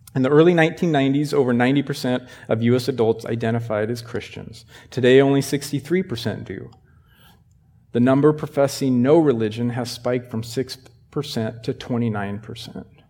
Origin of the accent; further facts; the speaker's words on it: Sheridan, United States; I grew up in Sheridan